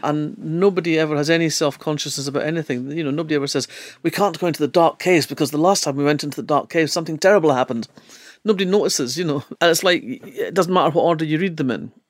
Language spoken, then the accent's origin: English; Fife, Scotland, United Kingdom; now in Edinburgh, United Kingdom; I grew up in Fife